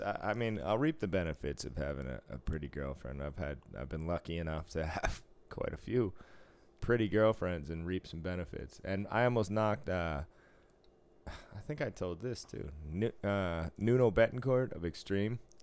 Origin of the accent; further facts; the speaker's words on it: East Coast, United States; moved away; growing up on the East Coast